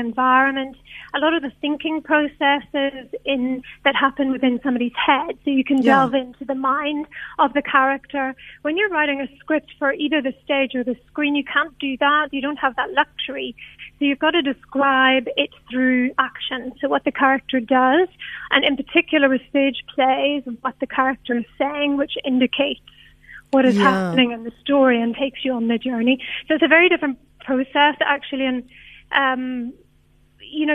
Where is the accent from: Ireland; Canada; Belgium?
Ireland; now in South Africa; I'm not from South Africa. I'm from Ireland.